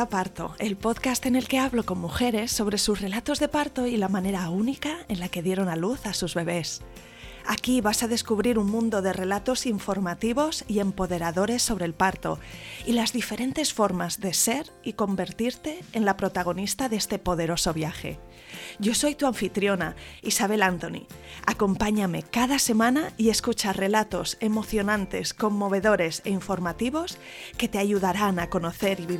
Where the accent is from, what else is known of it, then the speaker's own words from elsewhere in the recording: Galicia, Spain; Tengo 33 años ahora mismo, vivo, soy gallega, vivo en la capital